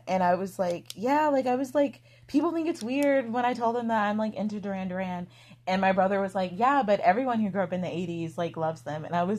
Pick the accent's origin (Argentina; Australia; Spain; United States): United States; New Orleans, Louisiana; So I grew up in New Orleans.